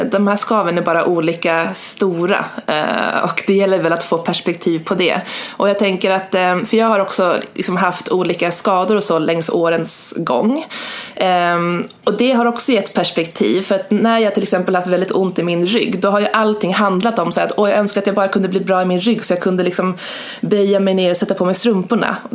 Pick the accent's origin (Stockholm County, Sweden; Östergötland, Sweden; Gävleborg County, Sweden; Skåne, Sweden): Gävleborg County, Sweden; runt 2014-2015 när jag var hemma i Hälsingland på sportlovet.